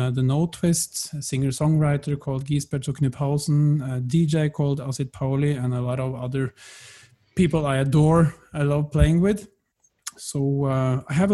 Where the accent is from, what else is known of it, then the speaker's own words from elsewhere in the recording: close to Lillehammer, Innlandet, Norway; moved away as an adult; now in Berlin, Germany; I come from the Norwegian countryside, close to Lillehammer, grew up there, and the love of music brought me to Berlin